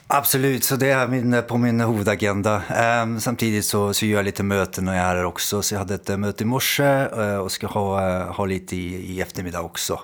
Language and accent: Swedish; Norway; accent: svorska (Norwegian-Swedish mix); now in Amsterdam, Netherlands; Jag är norsk, ja. Eh, men eh, min morsa är från Kalmar så det blir lite sån där svorska som man säger